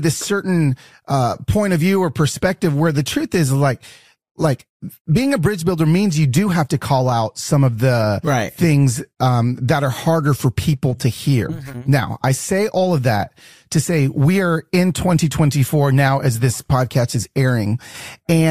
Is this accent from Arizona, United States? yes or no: no; Decatur, Georgia, United States; moved away; I was raised in Decatur.